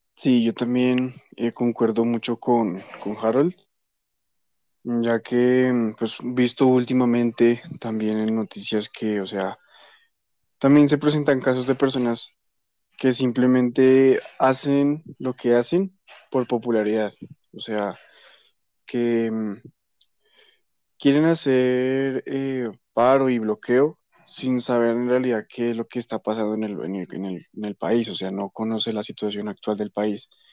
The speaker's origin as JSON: {"language": "Spanish", "country": "Colombia", "said": "uno como colombiano"}